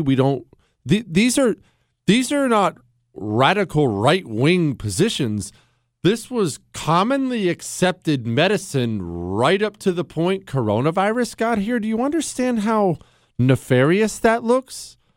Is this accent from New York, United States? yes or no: no; Montana, United States; also born or lived in Ohio; I moved to Montana when I was ten